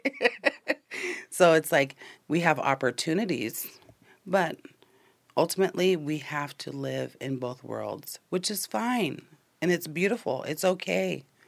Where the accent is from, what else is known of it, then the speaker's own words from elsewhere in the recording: Tulalip, Washington, United States; I'm Snohomish from Tulalip